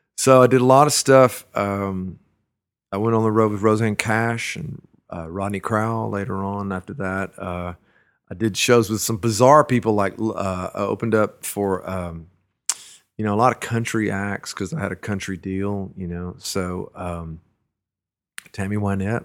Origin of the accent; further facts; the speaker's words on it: Brenham, Texas, United States; also born or lived in Dallas, Texas; now in Austin, United States; I was born in Burnham, Texas. It's a little town, uh, between Austin and Houston